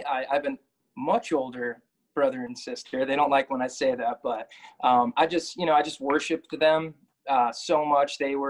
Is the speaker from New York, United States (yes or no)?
yes; Brooklyn, New York, United States; We're proud Greeks from Brooklyn, New York.